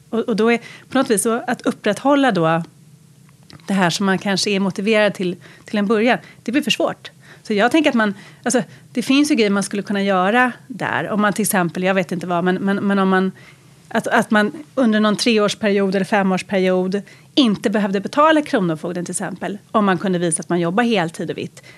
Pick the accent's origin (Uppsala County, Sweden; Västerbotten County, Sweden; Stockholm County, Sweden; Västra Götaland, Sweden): Stockholm County, Sweden; Lidingö; jag växte upp på Lidingö.